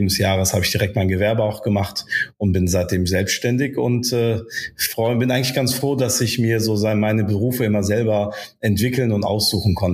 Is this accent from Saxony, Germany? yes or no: no; Bonn, North Rhine-Westphalia, Germany; German is a second language; also born or lived in Casablanca, Morocco; bin äh, gebürtiger Marokkaner in Casablanca geboren, bin dann als Baby in das schöne äh, Regierungsviertel nach Bad Godesberg bekommen äh, gekommen, weil meine Eltern äh, beruflich äh, da zu tun hatten. Und dann bin ich hier aufgewachsen